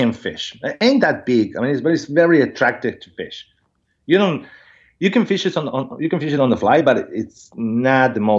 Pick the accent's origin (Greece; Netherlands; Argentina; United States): Argentina; Buenos Aires; English is a second language; And living in a city, I was born in Buenos Aires, so it's a big city.